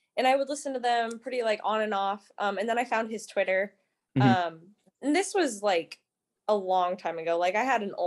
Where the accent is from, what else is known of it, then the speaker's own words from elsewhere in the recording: Nebraska, United States; I'm from Nebraska